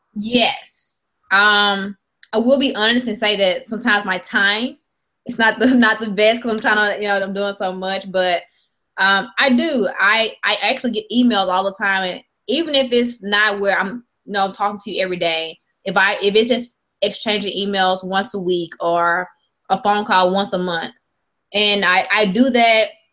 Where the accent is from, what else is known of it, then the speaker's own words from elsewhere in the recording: Mississippi, United States; I'm from Mississippi